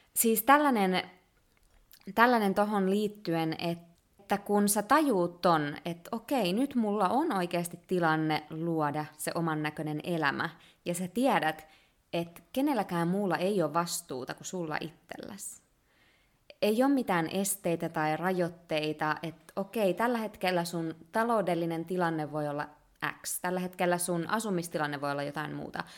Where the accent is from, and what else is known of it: Finland; born or raised there; moved away as an adult